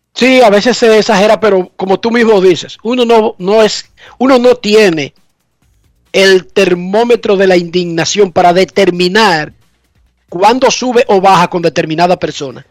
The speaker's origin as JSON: {"language": "Spanish", "area": "Herrera", "region": "Distrito Nacional", "country": "Dominican Republic", "tie": "born or raised there", "said": "en Herrera, donde yo crecí, mi patria chica"}